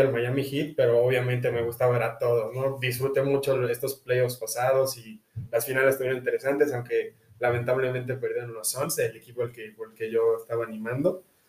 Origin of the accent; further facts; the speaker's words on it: Mexico; nací en México